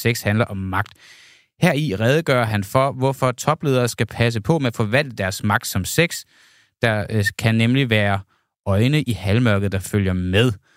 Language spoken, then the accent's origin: Danish; Denmark; jeg er altså fra Jylland